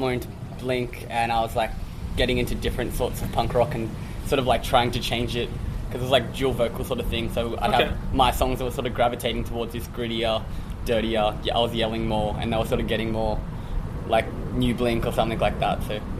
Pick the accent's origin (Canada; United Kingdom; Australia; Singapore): Australia; Central Coast, New South Wales; born or raised there